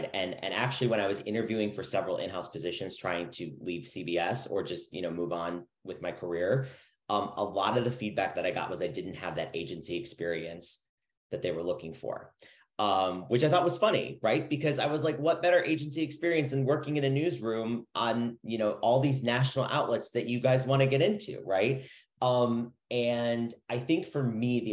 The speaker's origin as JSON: {"language": "English", "town": "Chicago", "region": "Illinois", "country": "United States", "moved": "yes", "said": "I'm originally from Chicago, so I kind of understood that Midwest mentality"}